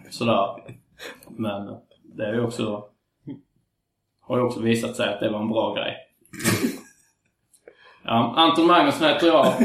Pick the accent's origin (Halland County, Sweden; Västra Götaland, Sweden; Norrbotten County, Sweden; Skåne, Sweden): Skåne, Sweden; Svedala; Mm, nej, jag är från Svedala.